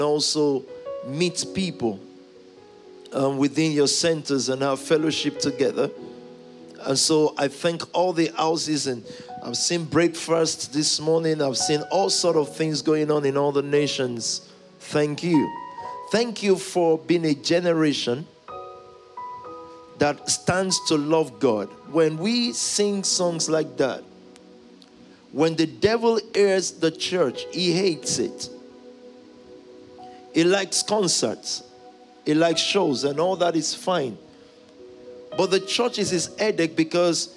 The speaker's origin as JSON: {"language": "English", "country": "Nigeria", "tie": "born or raised there", "said": "when I was growing up in the Pentecostal movement of Nigeria"}